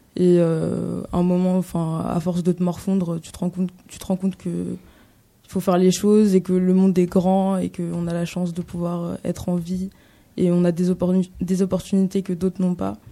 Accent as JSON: {"language": "French", "country": "France", "tie": "born or raised there", "said": "j'habite en France, j'ai grandi en France"}